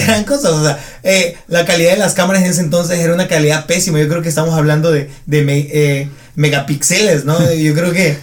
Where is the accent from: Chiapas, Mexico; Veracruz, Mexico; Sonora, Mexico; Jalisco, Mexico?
Chiapas, Mexico; Arriaga; en Arriaga, mi comunidad que es provincia de provincia